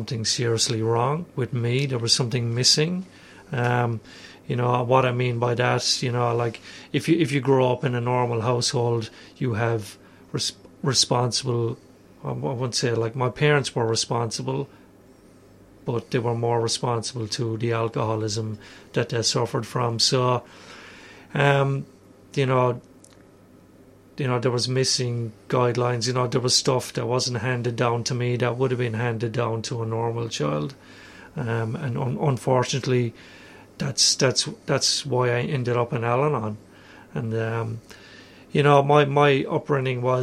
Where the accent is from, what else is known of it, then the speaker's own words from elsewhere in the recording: Ireland; moved away as an adult; also born or lived in Melbourne, Australia; now in Australia; I'm Irish. I moved here 12 years ago